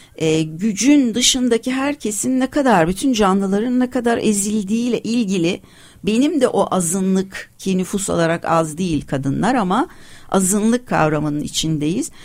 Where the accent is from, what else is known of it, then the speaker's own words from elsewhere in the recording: Turkey; first language Turkish; Türkiye'de ve aslında tabii bütün dünyada ama beni burası şimdi burada buralıyım ve ana dilim Türkçe